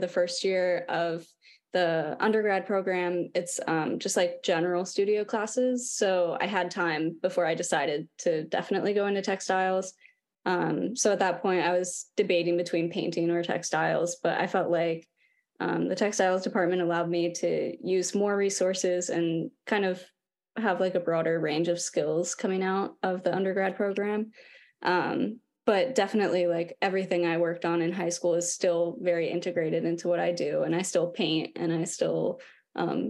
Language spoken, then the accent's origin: English; Lancaster, Pennsylvania, United States; I grew up in Lancaster, Pennsylvania.